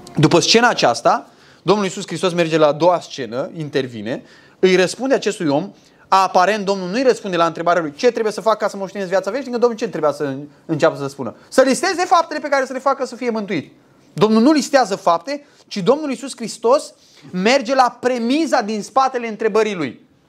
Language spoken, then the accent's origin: Romanian; Romania; sunt român